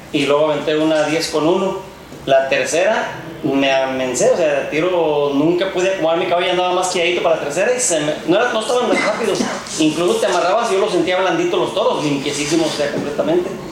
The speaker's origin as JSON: {"language": "Spanish", "area": "Churintzio", "region": "Michoacán", "country": "Mexico", "said": "Yo soy del municipio de Churincio, ah, un que se llama La Noria, ahí en Mero la Piedad y Zamora"}